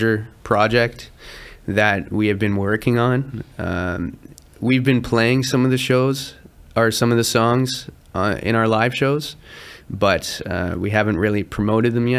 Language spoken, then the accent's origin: English; around Toronto, Ontario, Canada; We focus primarily in Toronto because we're from Toronto. We're from around Toronto